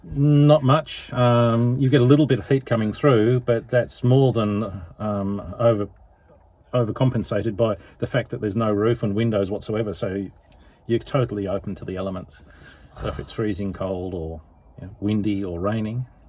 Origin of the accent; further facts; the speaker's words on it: England, United Kingdom; moved away as an adult; now in Melbourne, Australia; I was born in England